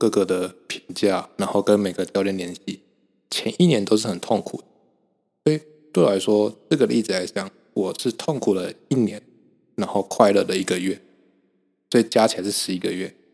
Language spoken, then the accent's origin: Chinese; Kaohsiung, Taiwan; moved away as an adult; now in Hsinchu, Taiwan; 我现在人在新竹嘛，就是台湾的新竹。所以，呃，基本上我不太会用到车，我都是骑机车，然后我是高雄人